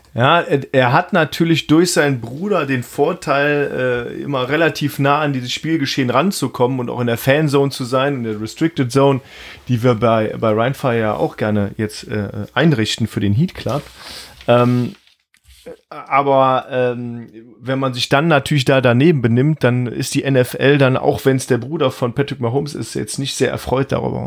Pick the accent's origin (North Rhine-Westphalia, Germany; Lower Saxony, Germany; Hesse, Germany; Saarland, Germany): North Rhine-Westphalia, Germany; Mönchengladbach; ich bin geboren in Mönchengladbach